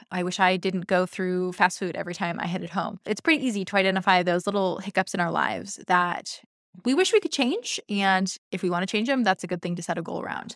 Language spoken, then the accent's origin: English; Seattle, Washington, United States; I'm from Seattle